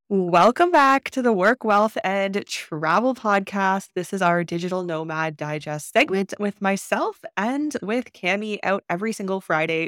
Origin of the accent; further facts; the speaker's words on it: Canada; moved away as an adult; also born or lived in China; How can I leave Canada? How can I leave my home country?